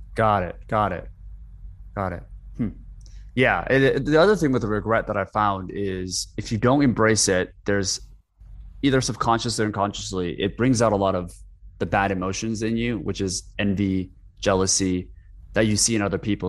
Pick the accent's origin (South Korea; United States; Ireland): South Korea; moved away; I grew up in Korea for, kind of like, for seven, eight years, and even with Korean parents